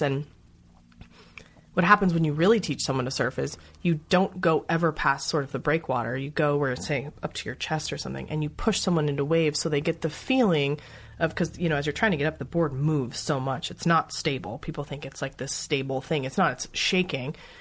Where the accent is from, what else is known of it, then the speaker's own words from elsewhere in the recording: Los Angeles, California, United States; moved away as an adult; also born or lived in New York; I don't have an accent. I'm from Los Angeles